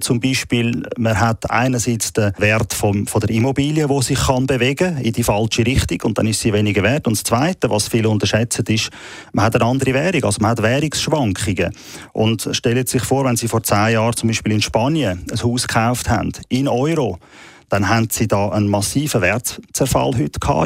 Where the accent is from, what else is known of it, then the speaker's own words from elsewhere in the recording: Switzerland; bei uns in der Schweiz